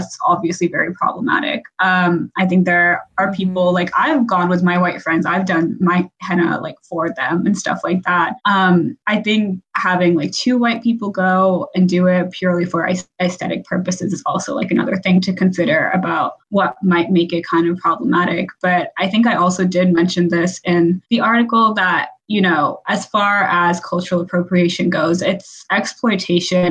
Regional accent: Texas, United States; I grew up in Texas

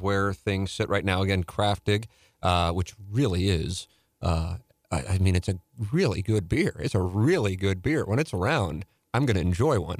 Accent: St. Louis, Missouri, United States; I'm from Saint Louis

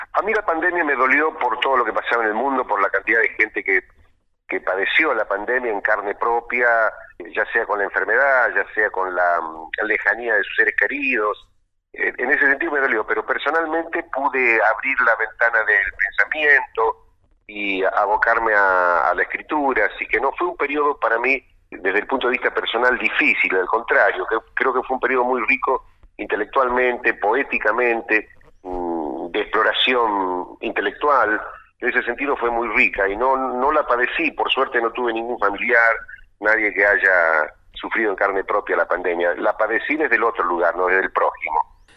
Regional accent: Quimilí, Santiago del Estero, Argentina; empecé desde muy chico allá en Santiago del Estero, en mi pueblo, en Quimilí.

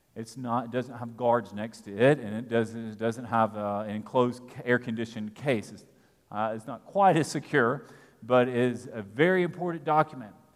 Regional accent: United States; We are here in America and as American citizens

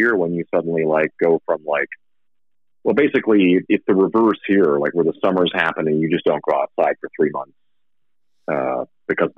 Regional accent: Saskatchewan, Canada; also born or lived in Vancouver, Canada; now in Las Vegas, United States; I moved like from Saskatchewan, where I grew up, was super winter

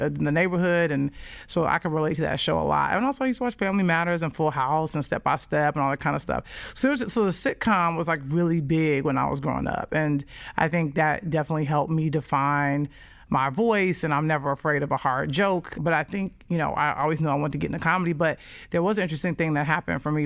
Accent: Chicago, Illinois, United States; I was born and raised in Chicago, the south side of Chicago

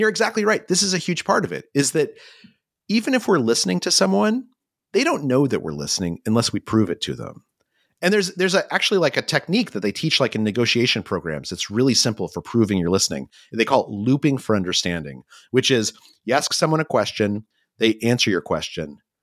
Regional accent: New Mexico, United States; I grew up in New Mexico

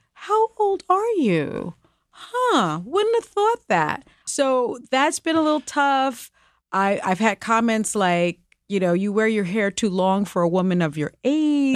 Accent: New York City, New York, United States; I'm from the Bronx.

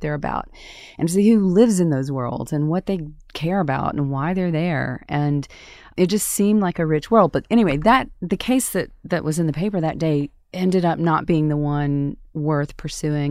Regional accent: Tupelo, Mississippi, United States; moved away as an adult; also born or lived in Atlanta; my hometown of Tupelo, Mississippi

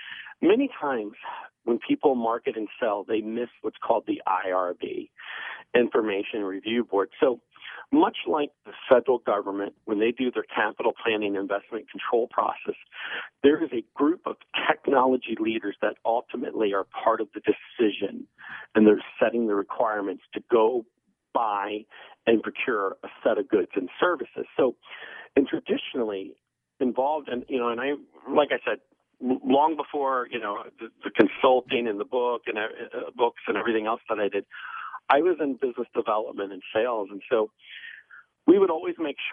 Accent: Maryland, United States; my home state

